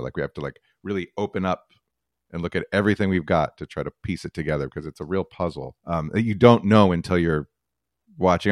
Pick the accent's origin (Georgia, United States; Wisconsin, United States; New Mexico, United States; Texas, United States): New Mexico, United States; Albuquerque; moved away; I'm originally from Albuquerque, New Mexico, and I, uh, I went to university there